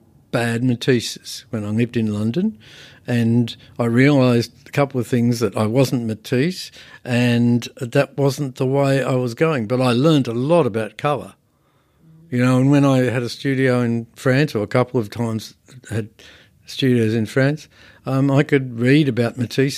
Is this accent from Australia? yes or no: yes; Bankstown, New South Wales, Australia; I come from Bankstown. That's not the cultural heart of anything.